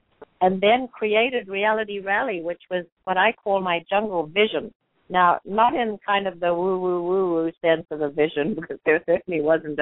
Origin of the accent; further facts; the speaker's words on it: South Africa; now in United States; We live in the most amazing country. I'm from South Africa, which was pretty restricted for a lot of our people there